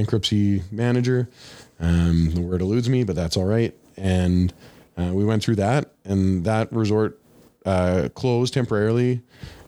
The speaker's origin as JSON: {"language": "English", "town": "Swan River", "region": "Manitoba", "country": "Canada", "tie": "born or raised there", "said": "I grew up in Swan River"}